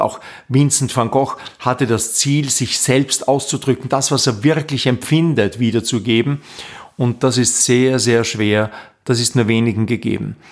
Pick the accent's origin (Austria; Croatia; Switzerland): Austria; Linz, Upper Austria; born or raised there; moved away as an adult; now in Vienna, Austria